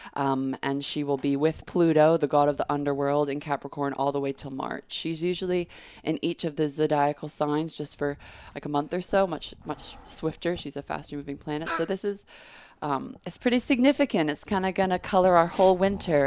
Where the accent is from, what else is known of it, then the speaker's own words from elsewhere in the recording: Texas, United States; I grew up in Texas